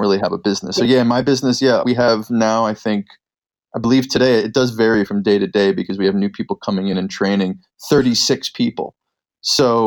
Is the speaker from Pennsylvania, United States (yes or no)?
yes; Philadelphia, Pennsylvania, United States; moved away; also born or lived in California; I was born in Philadelphia, Pennsylvania.